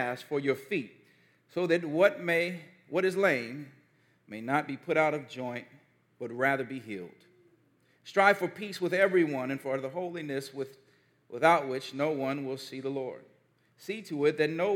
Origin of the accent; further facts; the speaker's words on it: Gary, Indiana, United States; one of the most formative moments of my childhood when I was growing up in Gary, Indiana